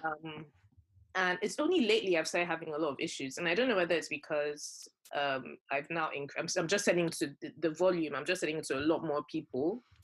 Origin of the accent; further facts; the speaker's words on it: Nigeria; moved away as an adult; growing up in Nigeria, I came, I was already like fully grown when I came here